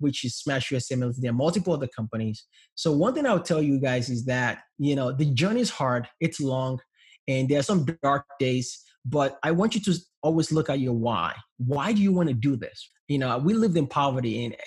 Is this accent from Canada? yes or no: no; Nigeria; English is a second language; now in United States; I came from Nigeria where we're poor, raised up in a low middle class home